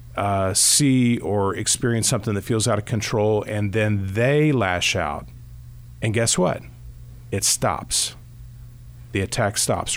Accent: Kentucky, United States; I grew up here in Kentucky

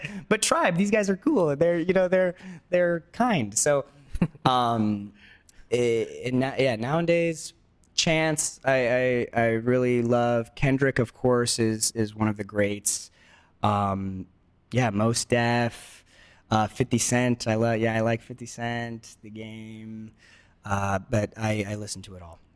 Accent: Los Angeles, California, United States; first language Spanish; English is a second language; growing up in Los Angeles

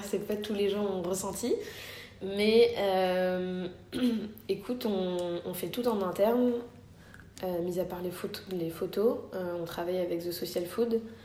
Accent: Morocco; quand on est marocain

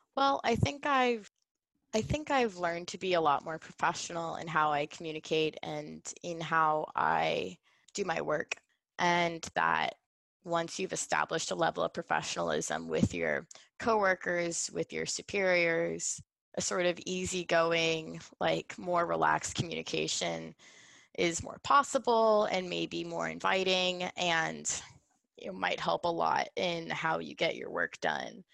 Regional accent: New Orleans, Louisiana, United States; moved away; also born or lived in Oregon; I'm from New Orleans, Louisiana, of the United States

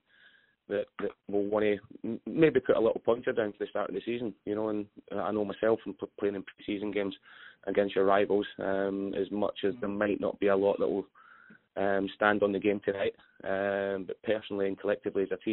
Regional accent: Scotland, United Kingdom; moved away; I'm a Scotsman

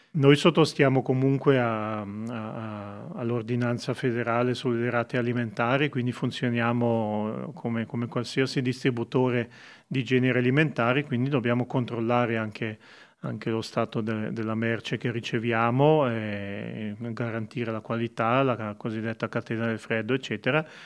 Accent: Montagnola, Ticino, Switzerland; io sono nato e cresciuto a Montagnola

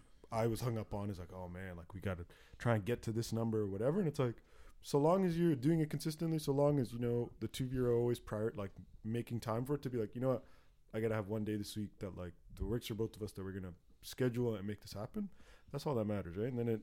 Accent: Durham Region, Ontario, Canada; I'm from Durham region.

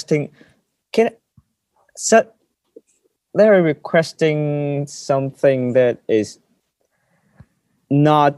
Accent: Hong Kong; English is a second language

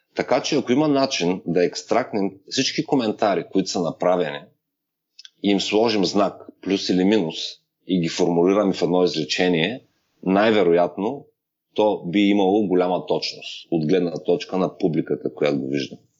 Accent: Ruse, Ruse Province, Bulgaria; now in Las Vegas, United States; родния ми град Русе

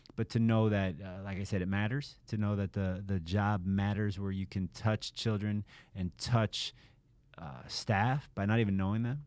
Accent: Miami, Florida, United States; I grew up in Miami, so I'm also a Hurricane fan

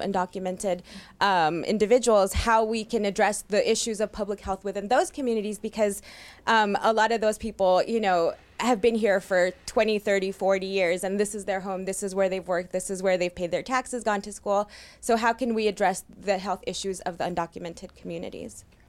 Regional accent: La Puente, California, United States; also born or lived in Mexico; I was born in Mexico, came here when I was two, um, grew up in La Puente

